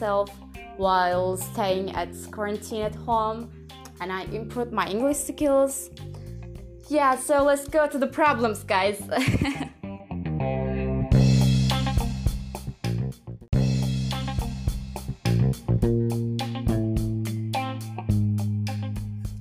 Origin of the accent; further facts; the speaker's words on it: Turkey; English is a second language; I'm from Turkey, and I'm 19 years old